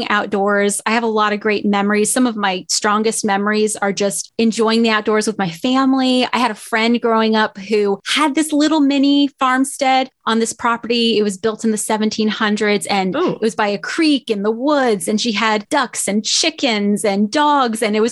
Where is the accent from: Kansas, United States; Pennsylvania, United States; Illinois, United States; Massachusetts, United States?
Pennsylvania, United States; Southeast; moved away as an adult; also born or lived in New Jersey; now in Topeka, United States; I was born technically in New Jersey, but raised in Pennsylvania all my life